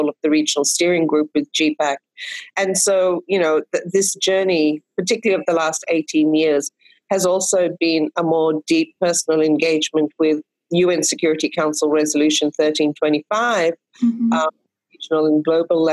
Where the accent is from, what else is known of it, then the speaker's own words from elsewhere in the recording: Fiji; a series of crises and military coups that I've experienced in my home country of Fiji. And 1987, I was 21 years old when we faced our first military coup.